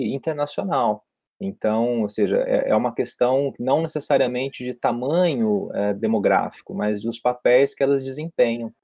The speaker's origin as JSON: {"language": "Portuguese", "town": "Londrina", "region": "Paraná", "country": "Brazil", "also_born_or_lived": "Presidente Prudente", "moved": "as an adult", "lives_now": "Rio de Janeiro, Brazil", "said": "Eu, na verdade, venho de Londrina, que é no interior do Paraná, no norte do Paraná"}